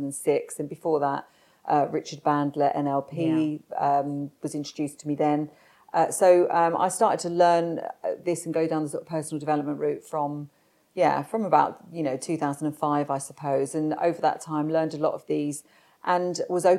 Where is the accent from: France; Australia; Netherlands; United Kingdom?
United Kingdom; London; I was born in South London and to a normal family. Dad was worked on roofs as a roofer